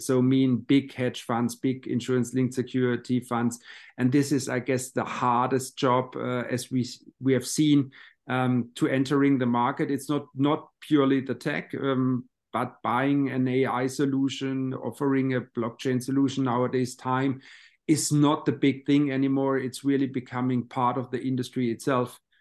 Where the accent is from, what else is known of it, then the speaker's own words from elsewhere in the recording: Baden-Baden, Baden-Württemberg, Germany; my hometown in, uh, Baden-Baden